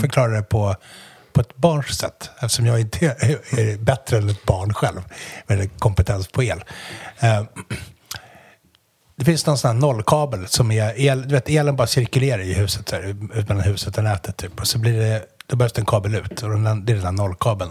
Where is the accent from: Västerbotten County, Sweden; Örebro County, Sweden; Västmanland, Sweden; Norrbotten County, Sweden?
Västerbotten County, Sweden; Umeå; jag är från Umeå